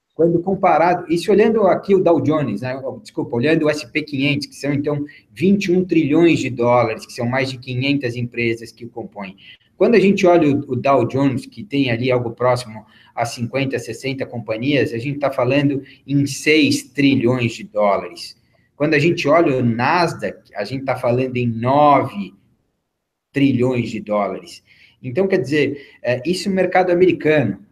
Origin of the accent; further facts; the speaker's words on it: São Paulo, Brazil; now in Miami, United States; eu sou brasileiro, eu sou paulista